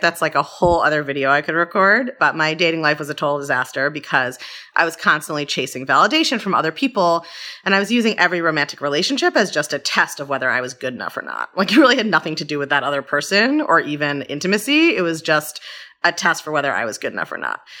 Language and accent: English; Baltimore, Maryland, United States; I grew up in Baltimore